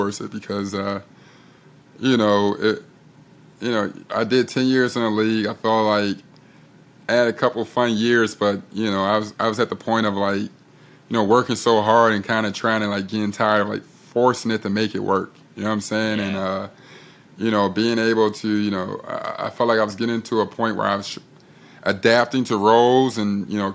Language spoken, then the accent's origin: English; Chicago, Illinois, United States; I'm from Chicago